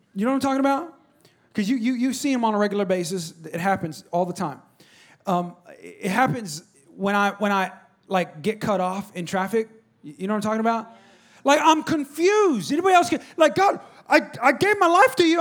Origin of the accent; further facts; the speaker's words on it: California, United States; now in Texas, United States; I'm from California